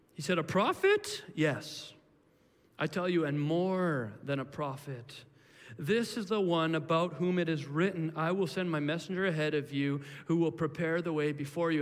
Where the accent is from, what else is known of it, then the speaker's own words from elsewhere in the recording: Williams Lake, British Columbia, Canada; when I was a kid, I grew up in Williams Lake